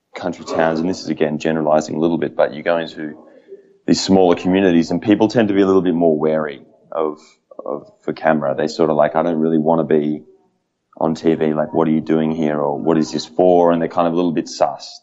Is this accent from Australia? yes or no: yes; Australia; as an Australian